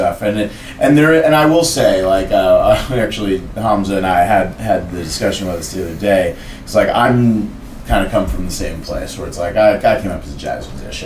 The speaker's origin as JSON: {"language": "English", "town": "Oakland", "region": "California", "country": "United States", "tie": "born or raised there", "said": "what I grew up around in Oakland"}